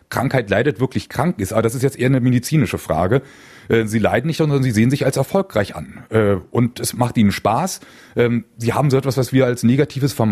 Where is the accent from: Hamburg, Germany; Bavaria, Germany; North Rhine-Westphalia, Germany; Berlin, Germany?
Berlin, Germany; Ich bin gebürtiger Berliner, habe dort nach dem Abitur Wirtschaftsingenieurwesen an der TU studiert